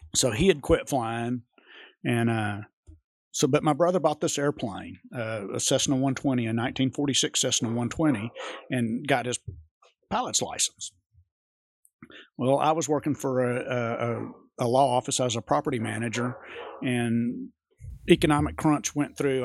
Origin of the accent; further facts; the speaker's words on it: Jonesboro, Arkansas, United States; accent: West Coast; also born or lived in Tunica, Mississippi / Baghdad, Arizona; I was born in Jonesboro, Arkansas